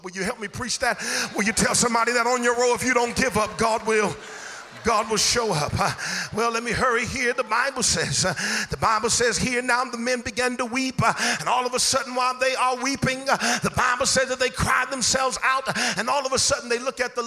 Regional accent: Inglewood, California, United States; I'm from Inglewood

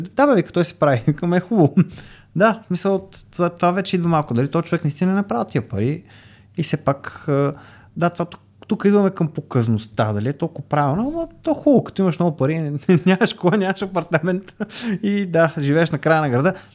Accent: Samokov, Sofia Province, Bulgaria; съм от Самоков

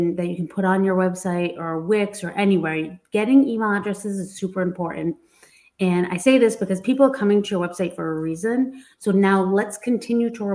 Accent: Massachusetts, United States; I'm from Massachusetts

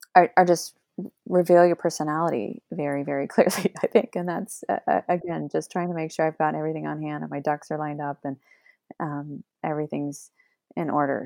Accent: Oregon, United States; moved away; I grew up in Oregon and I could go to the mountains anytime I wanted

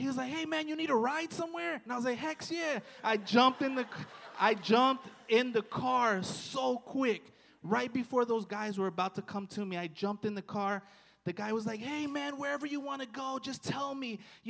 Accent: Hialeah, Florida, United States; also born or lived in Opa-locka; You know, I'm from Hialeah. I'm from Opa-locka, God.

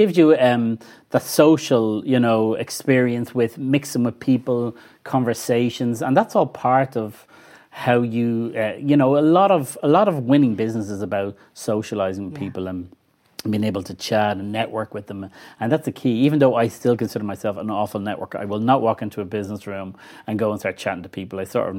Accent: Clonshaugh, Leinster, Ireland; also born or lived in Glasnevin; Well, I grew up in Clonshock when I was in primary. Then went to Joey's in Fairview. We moved to Glasnevin probably when I was about 12 or 13.

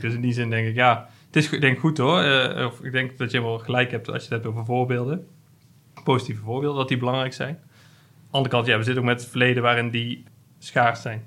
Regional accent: Hilvarenbeek, North Brabant, Netherlands; in Hilvaanbeek, waar ik vandaan kom

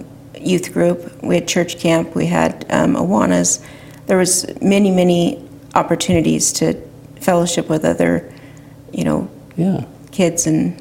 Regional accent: Oroville, California, United States; I was born in Orville, California.

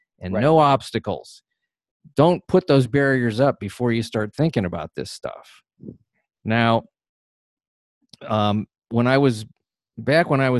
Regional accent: Ohio, United States; where I was raised in Ohio

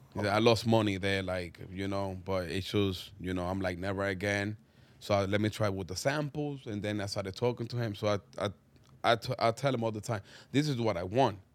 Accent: Dominican Republic; English is a second language; moved away; also born or lived in Harlem, New York; growing up in Dominican Republic

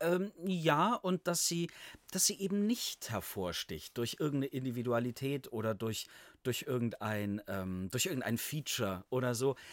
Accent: Allgäu, near Kempten, Bavaria, Germany; moved away as an adult; also born or lived in Halle; Ich komme aus, äh, aus dem Allgäu, aus der Nähe von Kempten.

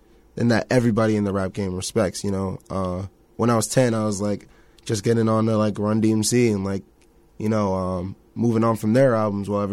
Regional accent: Boston, Massachusetts, United States; I'm from the 617, Boston, the Bean, Dorchester, right around, you know, the little field, Franklin Field

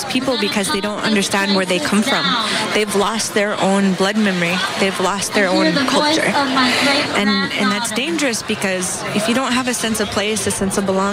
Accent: Fort Berthold Reservation, North Dakota, United States; moved away; grew up in North Dakota, grew up on the Fort Berthold Reservation

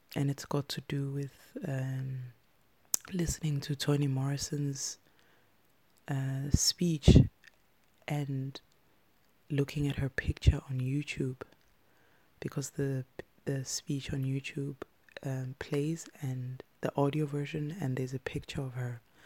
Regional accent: South Africa; when I was growing up in South Africa

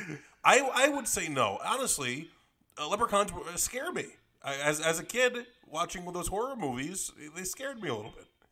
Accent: Northeast, United States; we're both from the Northeast, you know, New York and New Jersey

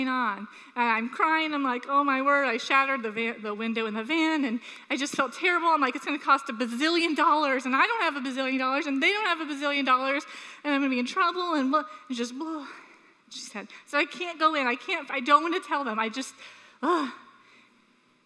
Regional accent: Sanford, United States; we were raised in Sanford

